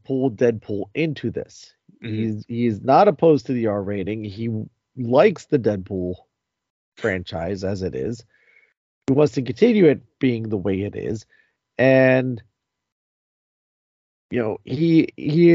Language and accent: English; New Jersey, United States; we're all from New Jersey